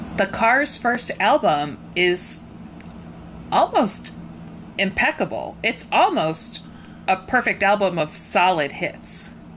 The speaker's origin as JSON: {"language": "English", "town": "Rockford", "region": "Illinois", "country": "United States", "said": "I'm from Rockford"}